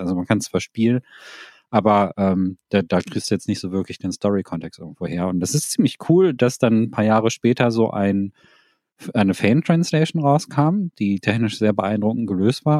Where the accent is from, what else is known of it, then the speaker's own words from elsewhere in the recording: Thailand; moved away; meinem Heimatland Thailand